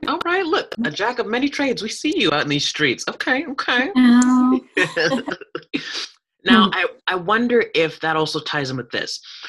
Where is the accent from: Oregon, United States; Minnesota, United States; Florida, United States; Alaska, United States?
Alaska, United States; I'm from Alaska.